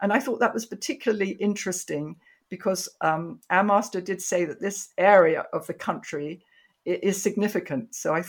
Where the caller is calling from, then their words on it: Michigan, United States; I'm speaking from Michigan, which is one